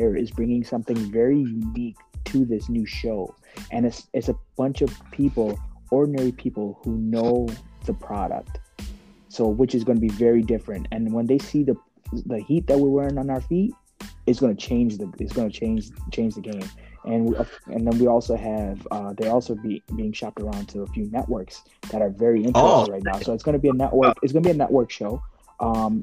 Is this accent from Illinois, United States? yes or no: yes; Chicago, Illinois, United States; moved away as an adult; now in New York, United States; I'm the only one that's not the New Yorker. I'm from Chicago